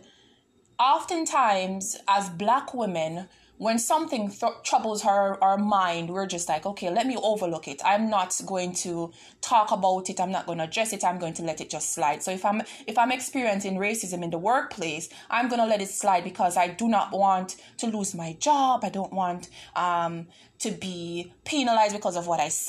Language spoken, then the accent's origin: English; Toronto, Ontario, Canada; I'm from Toronto